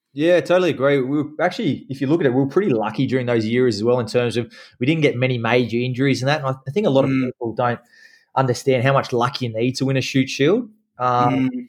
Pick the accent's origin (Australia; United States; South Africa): Australia; Kenthurst, New South Wales; I grew up in Kenthurst out on uh, five acres